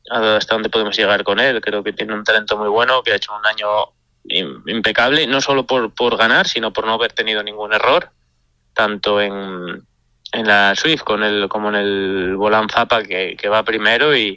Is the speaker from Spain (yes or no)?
yes; Asturias, Spain; Bueno, y en mi pueblo, con que en mi pueblo más aún que nos llevamos el supercampeonato y la Suiza. O sea, en un pueblo tan pequeño, una villa tan pequeña